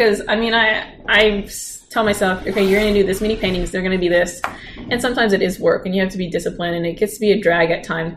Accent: Oklahoma, United States; also born or lived in Gunsan, South Korea; I'm from Oklahoma

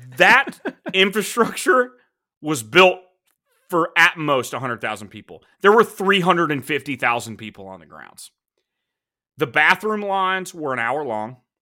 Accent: United States; as an American

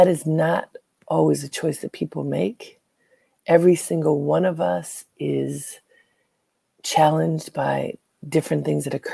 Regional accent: Baltimore, Maryland, United States; moved away as an adult; now in New York, United States; Some of you know that I am from Baltimore, proudly from Baltimore. Half of my family is still there.

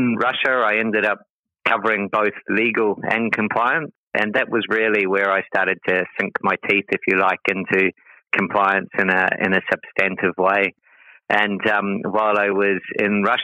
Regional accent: Te Aroha, Waikato, New Zealand; moved away as an adult; also born or lived in Christchurch, New Zealand; now in Singapore; I grew up in New Zealand in a little town called Te Aroha

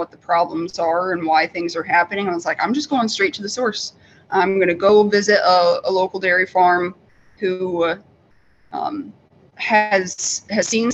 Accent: Midwest, United States; moved away as an adult; now in upstate New York, United States; where I grew up in the Midwest

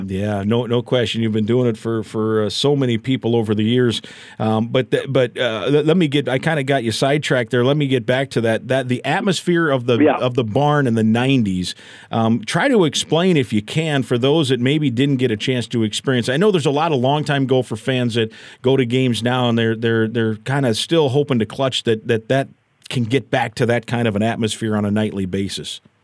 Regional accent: Iowa, United States; I grew up in Iowa

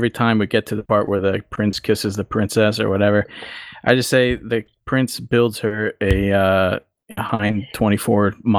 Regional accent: New Jersey, United States; accent: Jersey Boston mix; also born or lived in Boston area, Massachusetts / Poland; now in Florida, United States; I grew up in Jersey. And then all my important years were in the Boston area. Okay. And now I live in Florida.

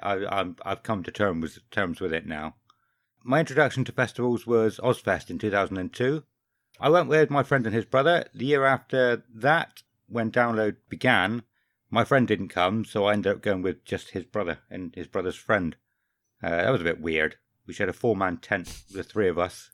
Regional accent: Somerset, South West England, United Kingdom; I'm thirty-five, I'm from Somerset and I'm a postman

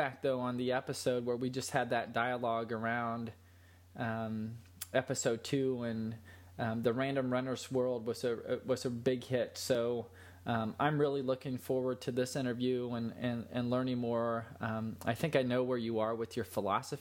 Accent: Western Vigo County, Indiana, United States; I was raised in, Western Vigo County

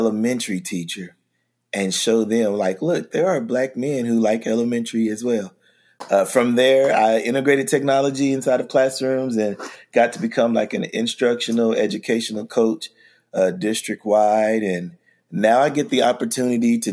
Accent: Oklahoma City, Oklahoma, United States; I am an educator from Oklahoma City, Oklahoma

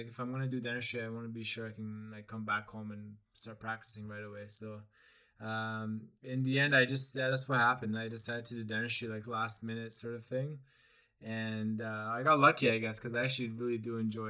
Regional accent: Canada; as a Canadian

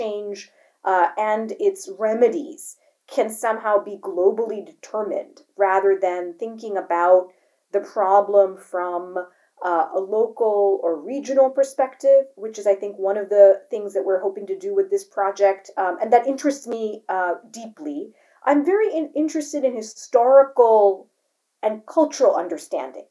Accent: Delhi, India; moved away; my happiest memories of growing up in Delhi

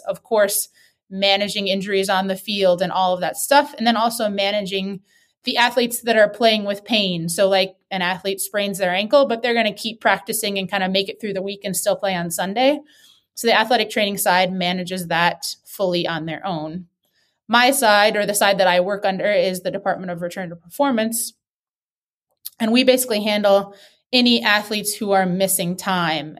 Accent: Wisconsin, United States; moved away; I grew up in Wisconsin

